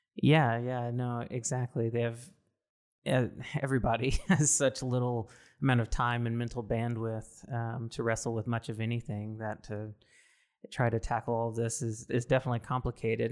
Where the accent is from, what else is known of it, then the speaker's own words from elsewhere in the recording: Mississippi, United States; now in West Coast, United States; I'm originally from Mississippi, so very conservative